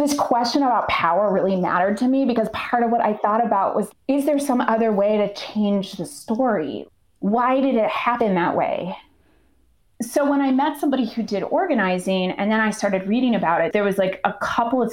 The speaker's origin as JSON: {"language": "English", "town": "Ottumwa", "region": "Iowa", "country": "United States", "tie": "born or raised there", "also_born_or_lived": "Chicago", "moved": "as an adult", "lives_now": "Minnesota, United States", "said": "Where I grew up in Iowa, I grew up in a town called Ottumwa, which was very class divided"}